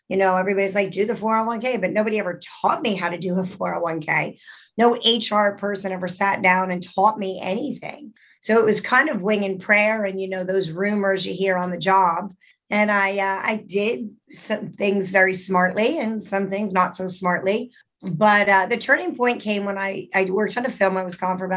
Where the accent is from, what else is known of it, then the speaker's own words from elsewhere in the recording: Middletown, New Jersey, United States; I grew up in Middletown, New Jersey, about 45 minutes away from New York